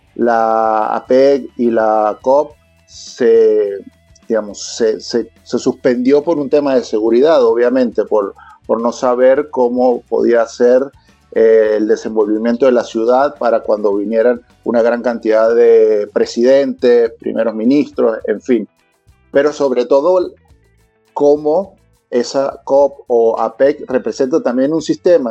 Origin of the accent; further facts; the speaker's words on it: Venezuela; now in Chile; Te lo digo yo como venezolano